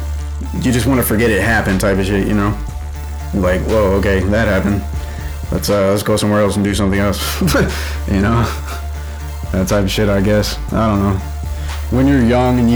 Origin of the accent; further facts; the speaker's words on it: Houston, Texas, United States; moved away; also born or lived in Colorado Springs, Colorado / Las Vegas, Nevada; I grew up in Houston